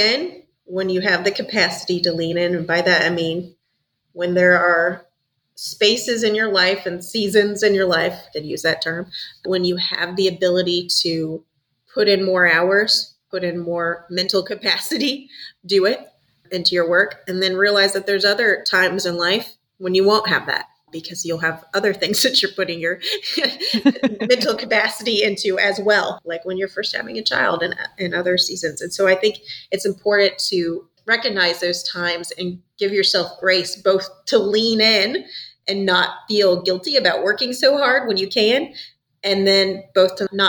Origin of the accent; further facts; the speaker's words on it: Matanuska Valley, Alaska, United States; moved away; originally from Alaska, a little town north of Anchorage in the Matanuska Valley.